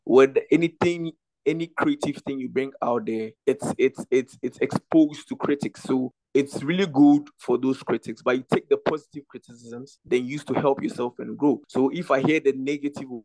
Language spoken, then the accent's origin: English; Ghana; I'm from Ghana